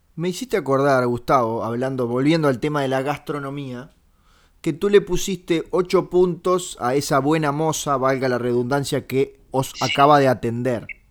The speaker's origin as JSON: {"language": "Spanish", "country": "Uruguay", "said": "yo soy uruguayo"}